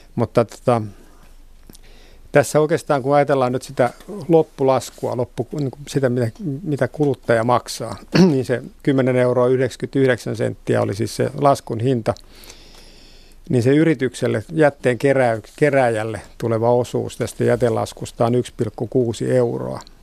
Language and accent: Finnish; Vantaa, Uusimaa, Finland; Vantaan kotiseutuni